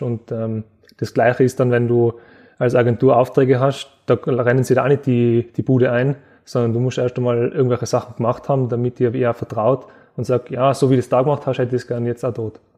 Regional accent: Innsbruck, Tyrol, Austria; in meiner Heimatstadt

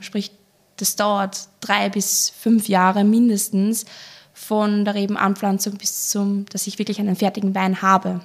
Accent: Traisental, Lower Austria, Austria; komme aus dem kleinen, aber feinen Weinland Dreisendal in Niederösterreich

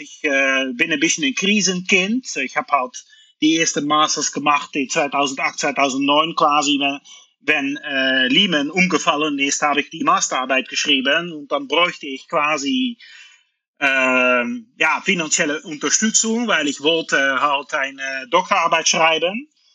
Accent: Netherlands; German is a second language; moved away as an adult; now in Luxembourg; Ich komme aus den Niederlanden

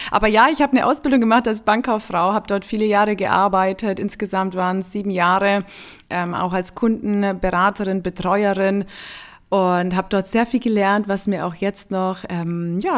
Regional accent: Günzburg, Bavaria, Germany; also born or lived in Niederstotzingen, Germany; Aufgewachsen und geboren in Günzburg Günzburg. Ähm, und dann sind wir aber auch umgezogen aufs, in eine kleinere Stadt.

